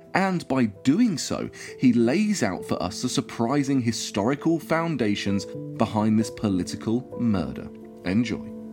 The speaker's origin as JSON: {"language": "English", "country": "United Kingdom", "moved": "yes", "lives_now": "Denmark", "said": "I'm usually based in Denmark and I'm British"}